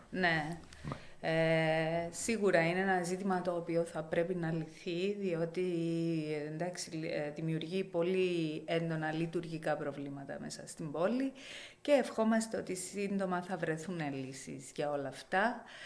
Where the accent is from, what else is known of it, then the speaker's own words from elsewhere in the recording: Limassol, Limassol District, Cyprus; εμείς που ε, έχουμε γεννηθεί σε αυτή την πόλη.